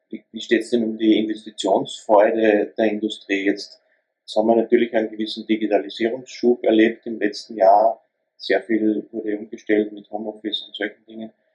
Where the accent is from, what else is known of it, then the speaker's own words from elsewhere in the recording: Austria; als Österreicher